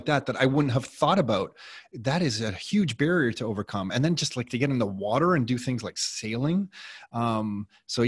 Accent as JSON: {"language": "English", "country": "Canada", "said": "I'm a Canadian"}